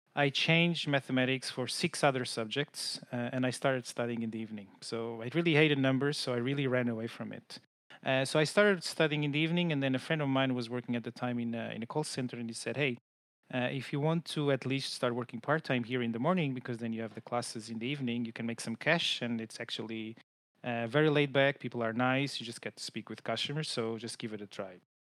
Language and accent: English; Lisbon, Portugal; I'm based in Portugal, so I'm originally from Lisbon.